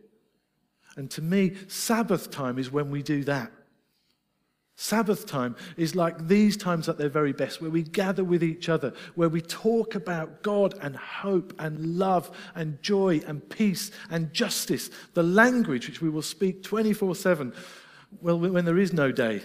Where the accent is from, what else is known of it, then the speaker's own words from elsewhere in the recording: Scotland, United Kingdom; I'm Scottish.